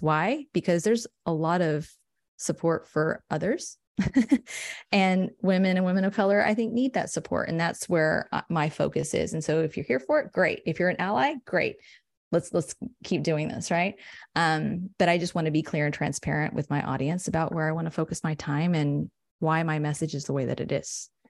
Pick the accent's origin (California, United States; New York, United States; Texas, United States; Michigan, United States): Texas, United States; San Angelo; also born or lived in Austin; I'm from San Angelo. It's like a small central West Texas town